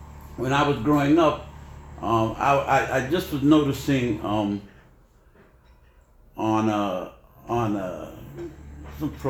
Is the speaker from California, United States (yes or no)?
no; New York City, New York, United States; we were raised in East Harlem in the Barrio